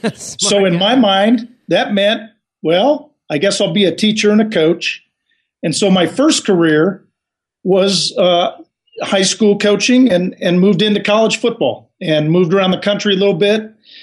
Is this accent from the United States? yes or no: yes; Los Angeles, California, United States; I'm a kid from Los Angeles, John, who had this dream.